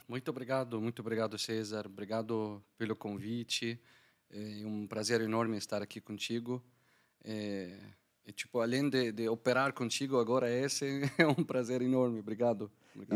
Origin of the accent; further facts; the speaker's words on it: Damascus, Damascus Governorate, Syria; Portuguese is a second language; moved away as an adult; also born or lived in Algiers, Algeria; now in Curitiba, Brazil; eu sou da Síria, Damasco. Eu nasci em Damasco, é, cresci em Damasco